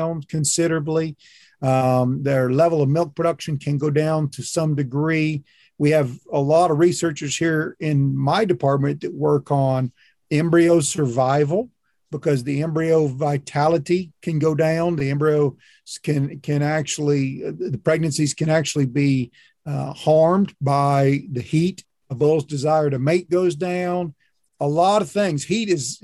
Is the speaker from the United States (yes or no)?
yes; Kentucky, United States; also born or lived in Oklahoma / Texas; now in Florida, United States; I grew up in Kentucky.